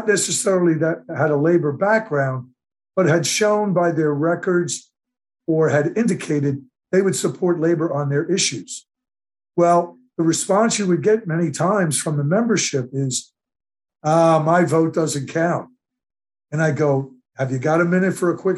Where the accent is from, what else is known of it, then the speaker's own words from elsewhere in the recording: Delran, New Jersey, United States; my hometown, Delran, New Jersey